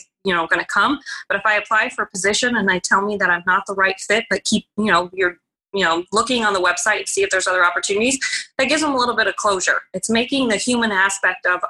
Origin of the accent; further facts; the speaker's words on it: Arizona, United States; moved away as an adult; also born or lived in Illinois; I was born and raised in Arizona